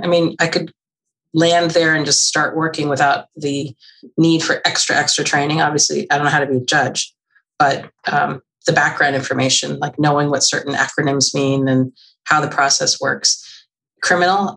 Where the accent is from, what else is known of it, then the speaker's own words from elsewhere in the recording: Mercer County, New Jersey, United States; also born or lived in Omaha, Nebraska; I grew up in Mercer County.